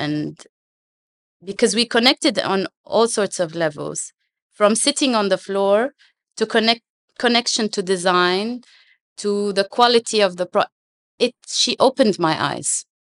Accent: Jordan; English is a second language; moved away as an adult; now in Dubai, United Arab Emirates; All my life, I dreamt I'm going to go back to Jordan and have an office and give back.

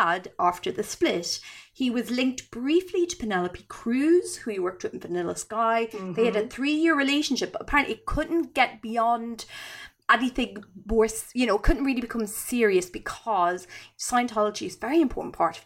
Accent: Ireland; I'm Irish

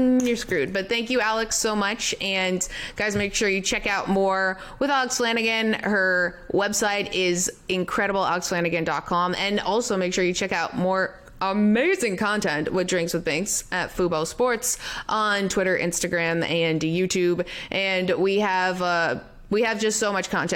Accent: Canada; I'm Canadian

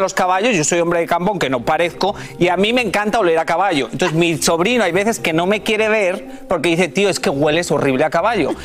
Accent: Spain; moved away; yo nací en España

